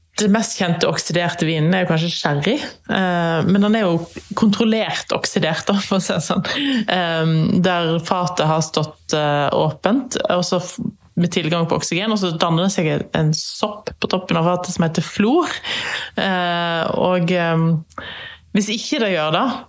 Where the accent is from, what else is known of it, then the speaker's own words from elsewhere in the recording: Norway; her hjemme i Norge